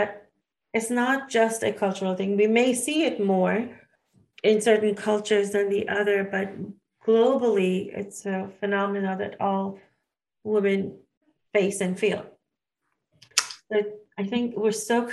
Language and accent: English; United States; As an Indian woman growing up in the U.S.